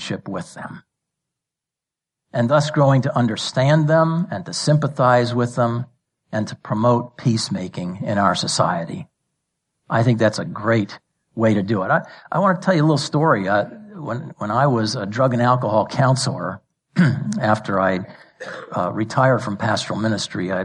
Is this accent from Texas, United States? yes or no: no; New York City, New York, United States; I was born and raised in New York City metro area